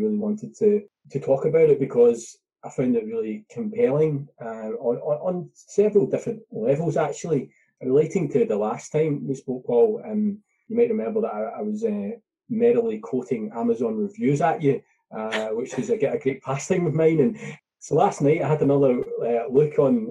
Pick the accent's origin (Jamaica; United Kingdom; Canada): United Kingdom; as a Brit